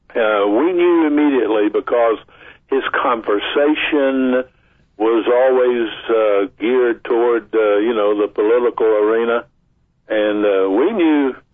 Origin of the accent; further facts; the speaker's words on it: Vicksburg, Mississippi, United States; moved away; also born or lived in Natchez, Mississippi; I was born in Natchez, but I was raised in Vicksburg. My parents moved to Vicksburg before I was two years old